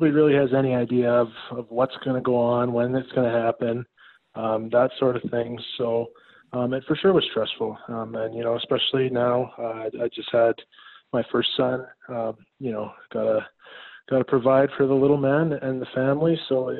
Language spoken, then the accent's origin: English; Saskatchewan, Canada; moved away; I'm from Saskatchewan up in Canada